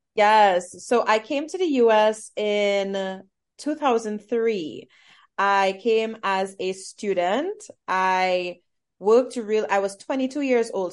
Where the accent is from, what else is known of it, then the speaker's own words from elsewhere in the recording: Trinidad & Tobago; moved away as an adult; now in Atlanta, United States; I come from Trinidad and Tobago